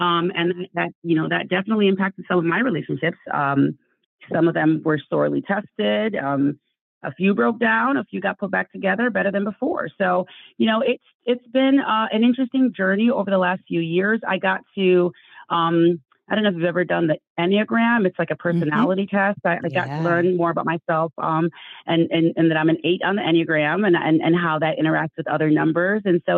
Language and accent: English; Nigeria; also born or lived in Ann Arbor, United States / Calabar, Nigeria; I am Nigerian. I'm Igbo. That's my cultural background. And when I was 12 years old, my parents uprooted us and moved us from Ann Arbor, Michigan to Calabar, Cross River State in Nigeria.